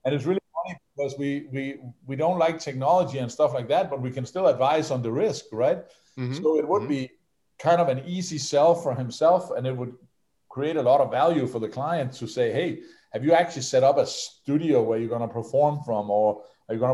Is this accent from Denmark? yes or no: yes; Denmark; I come from Denmark